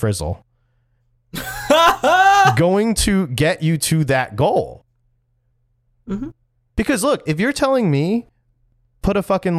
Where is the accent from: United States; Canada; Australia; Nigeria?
United States; New Jersey; don't want people to know I'm from New Jersey.